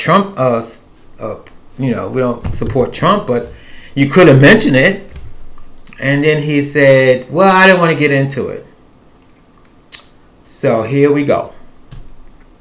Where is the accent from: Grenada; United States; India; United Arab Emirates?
United States; New York City, New York; moved away as an adult; now in the South, United States; I'm a New Yorker. I was born and raised in New York City